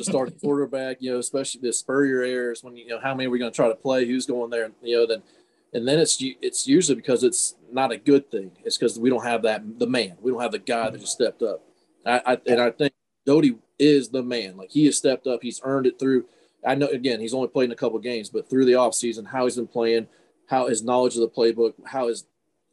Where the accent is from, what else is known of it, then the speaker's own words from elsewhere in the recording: Ohio, United States; moved away as an adult; I came from Ohio. I was Mr. Football Ohio as a running back